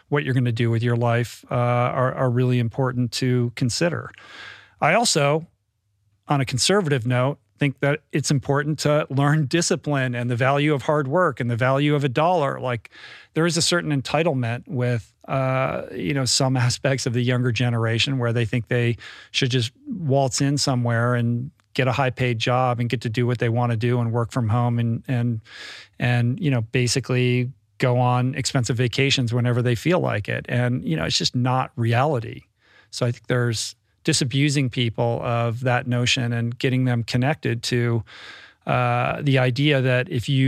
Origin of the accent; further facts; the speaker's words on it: Bethesda, Maryland, United States; I grew up in Bethesda.